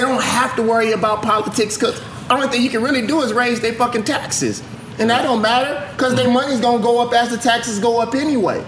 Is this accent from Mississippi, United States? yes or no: yes; Mississippi, United States; moved away; I am from Mississippi